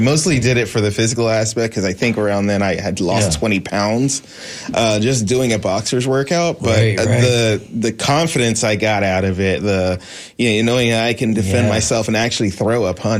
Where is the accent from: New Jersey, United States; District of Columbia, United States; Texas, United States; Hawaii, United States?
District of Columbia, United States; Washington; moved away as an adult; now in Tampa, United States; I'm not from Florida originally, but having grown up in the D.C. area